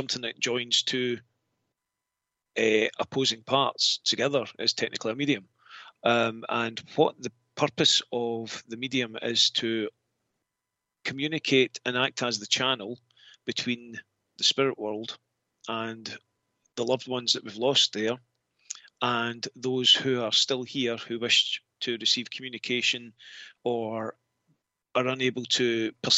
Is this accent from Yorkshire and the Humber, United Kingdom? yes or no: no; Scotland, United Kingdom; I'm Scottish.